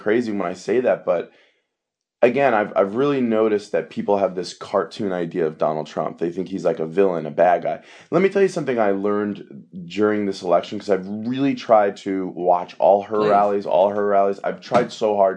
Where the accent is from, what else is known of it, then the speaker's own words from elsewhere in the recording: New York, United States; I'm from New York and I worked in the World Trade Center the whole summer before 9/11.